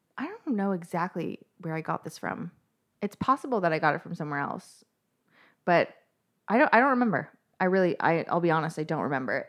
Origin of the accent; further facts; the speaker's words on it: Toronto, Ontario, Canada; I am from Toronto, Canada